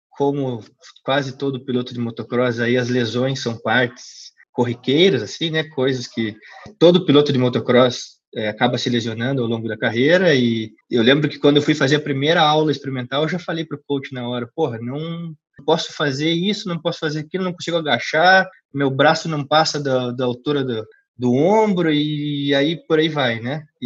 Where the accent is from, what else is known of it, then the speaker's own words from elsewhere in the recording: Curitiba, Paraná, Brazil; eu tenho 28 anos, sou de Curitiba, Paraná, e sou sócio fundador aí da CrossFit High Pulse.